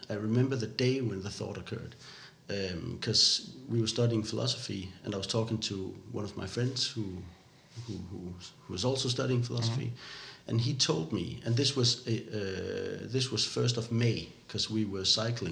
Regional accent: Odense, Southern Denmark, Denmark; English is a second language; also born or lived in Canada; where I grew up here in Odense

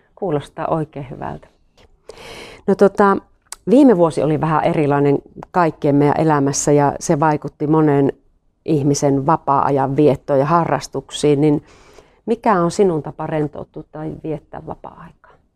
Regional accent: North Karelia, Finland; Me ollaan niinku molemmat tämmöisiä peruspohjoiskarjalaisia

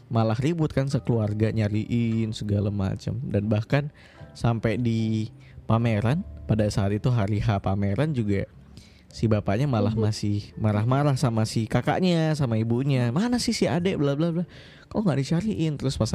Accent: Pontianak, West Kalimantan, Indonesia; Nah iya Kalimantan Kalimantan Barat. Aku dari Pontianak.

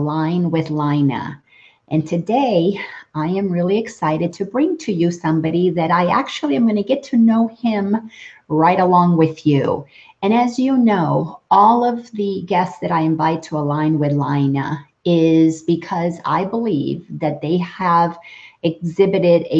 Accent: Dominican Republic; I'm from the Dominican Republic

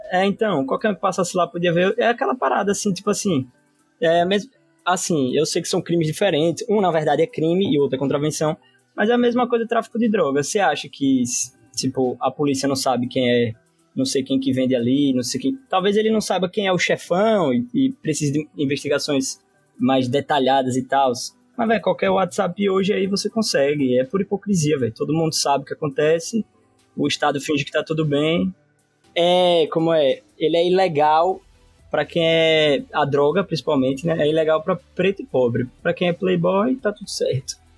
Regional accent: Sergipe, Brazil; also born or lived in Rio de Janeiro; eu como sergipano

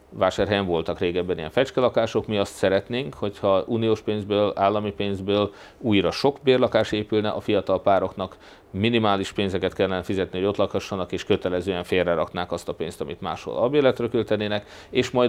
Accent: Hungary; de én annyira magyar vagyok

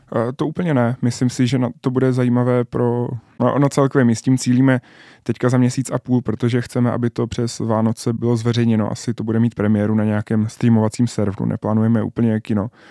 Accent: Czechia; jediný Čech

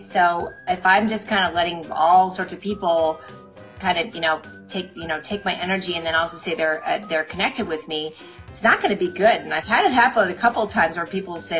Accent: Midwest, United States; I grew up in the Midwest, and that's just how we roll

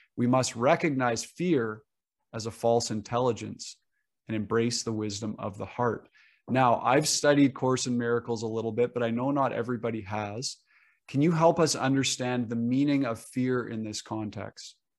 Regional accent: Canada; even as a Canadian

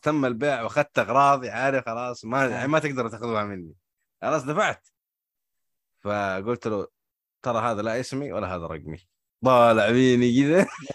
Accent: Hejaz, Saudi Arabia; هنا عندنا في الحجاز

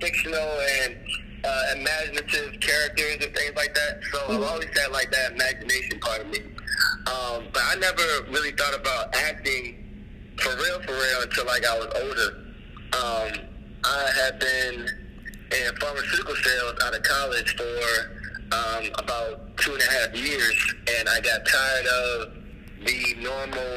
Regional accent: Baltimore, Maryland, United States; also born or lived in Atlanta; now in Los Angeles, United States; I am originally from Baltimore, Maryland. I've done a little bit of moving around in my life, but yeah, originally from Baltimore, and I started acting in Atlanta. And now I am currently in L.A

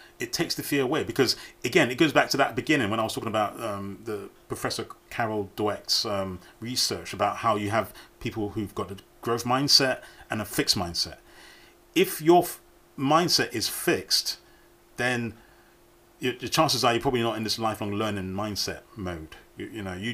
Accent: United Kingdom; as British people, we

